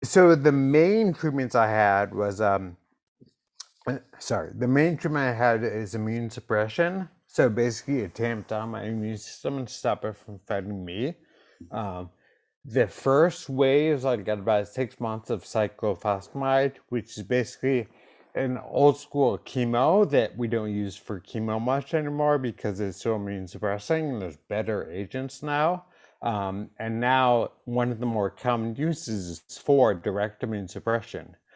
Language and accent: English; East Coast, United States; I grew up on the East Coast